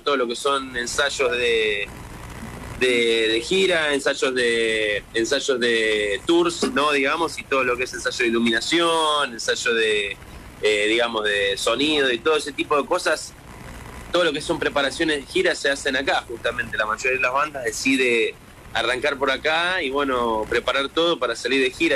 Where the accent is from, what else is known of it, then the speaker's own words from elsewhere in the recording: Argentina; now in Los Angeles, United States; Somos dos argentinos